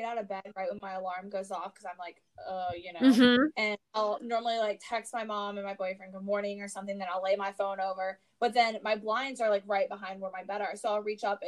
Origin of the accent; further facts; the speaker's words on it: the South, United States; I'm growing up in the South.